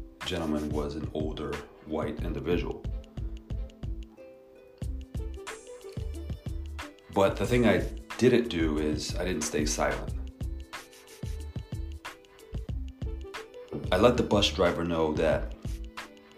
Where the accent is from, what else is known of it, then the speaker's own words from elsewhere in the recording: New York, United States; now in Palo Alto, United States; growing up in New York and being out here in California